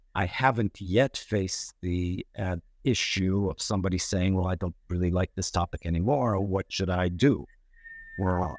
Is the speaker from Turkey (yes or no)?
yes; Turkey; also born or lived in New York, United States; I was born in New York, but raised in, uh, uh, Turkey.